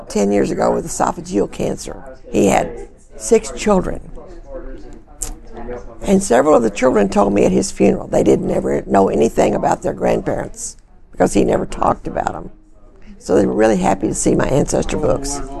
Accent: Texas and the Southwest, United States; my Native American Cherokee heritage, growing up in Texas and the Southwest

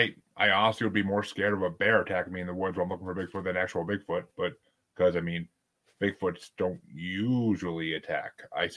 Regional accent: New York, United States; I'm from New York

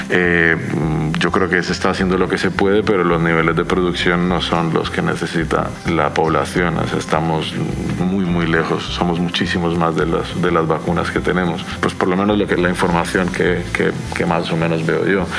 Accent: Colombia; now in Donostia, Spain; mis padres eh, viven en Cali, en Colombia

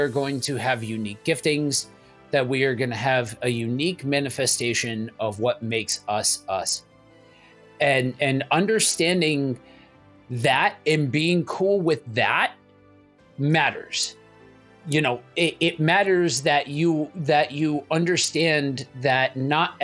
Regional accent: East Coast, United States; I'm from the East Coast

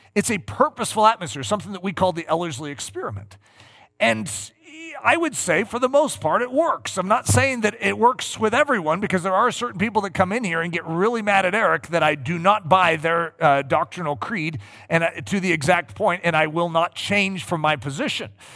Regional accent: United States; I'm an American

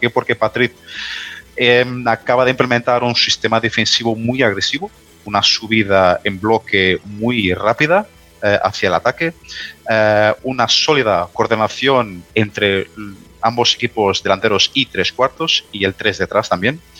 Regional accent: Portugal; Spanish is a second language; Ya sé que soy portugués y voy a decirlo todo lo bien de Portugal

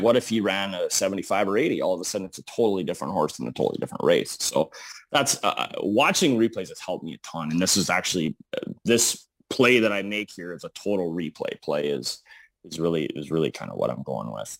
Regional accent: Eveleth, Minnesota, United States; now in Bismarck, United States; I am originally from a small town in, uh, northern Minnesota, Evlith

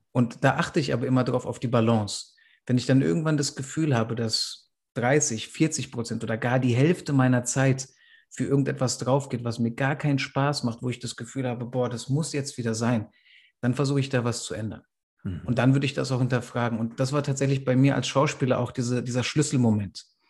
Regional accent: Frankfurt am Main, Hesse, Germany; wir sind in Frankfurt am Main aufgewachsen

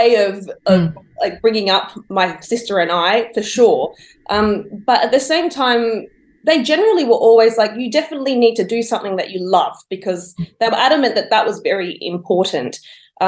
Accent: Wollongong, New South Wales, Australia; I was born and bred in Wollongong, and my childhood was entirely lived out there

